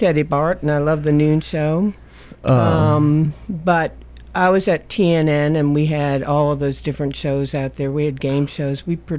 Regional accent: Westchester County, New York, United States; moved away as an adult; now in Tennessee, United States; I grew up right outside of New York City.

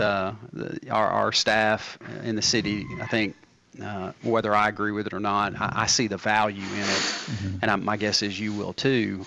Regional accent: Murfreesboro, Tennessee, United States; I grew up in Blackman.

